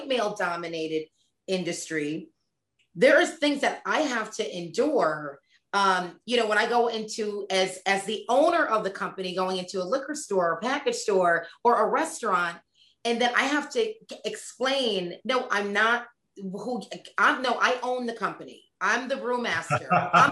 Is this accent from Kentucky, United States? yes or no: no; Connecticut, United States; also born or lived in Boston; born and raised in Connecticut, college, Boston